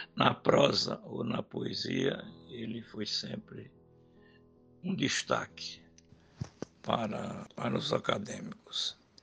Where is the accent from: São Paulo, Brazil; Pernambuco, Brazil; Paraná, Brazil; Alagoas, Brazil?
Pernambuco, Brazil